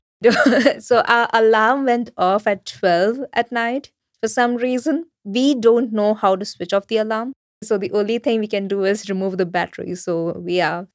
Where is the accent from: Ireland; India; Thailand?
India; center of India, central India; now in Germany; So my roots are from south of India, uh, but I was born and raised in the center of India.